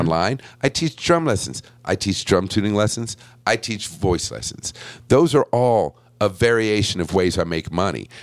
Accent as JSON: {"language": "English", "town": "Buffalo", "region": "New York", "country": "United States", "tie": "born or raised there", "said": "I was born in Buffalo"}